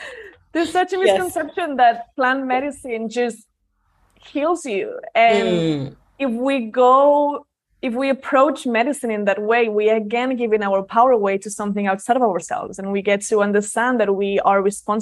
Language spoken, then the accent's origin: English; Barcelona, Catalonia, Spain; born there; also born or lived in London; Like, I was born in Barcelona, moved to London, so big city.